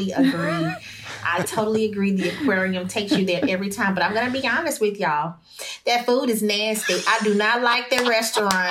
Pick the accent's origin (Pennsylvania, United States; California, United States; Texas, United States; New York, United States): Texas, United States; Houston; I'm from Sunnyside, Texas